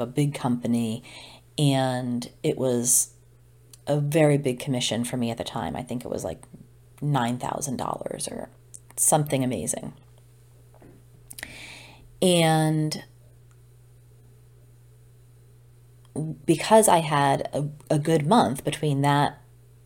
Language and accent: English; Old Saybrook, Connecticut, United States; moved away as an adult; also born or lived in Boston; very, very close ties to friends at home in Old Saybrook